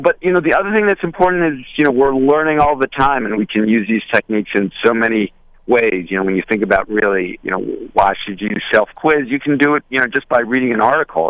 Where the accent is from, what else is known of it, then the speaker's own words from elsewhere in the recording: Westchester, New York, United States; I grew up in Westchester.